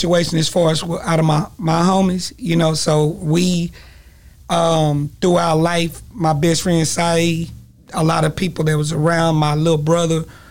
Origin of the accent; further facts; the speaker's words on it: Longview, Texas, United States; also born or lived in Long Beach, California; I'm from Longview, Texas.